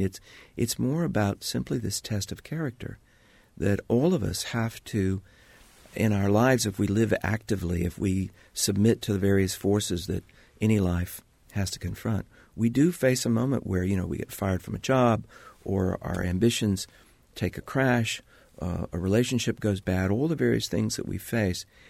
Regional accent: Indiana, United States; I was from Indiana

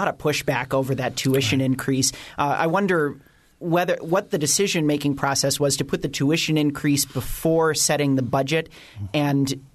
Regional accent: Minnesota, United States; also born or lived in Missouri; now in Bloomington, United States; I come from Minnesota originally by way of Missouri

